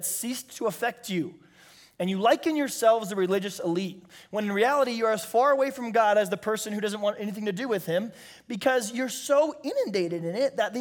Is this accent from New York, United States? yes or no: no; San Diego, California, United States; also born or lived in Bakersfield, California; I'm from San Diego, California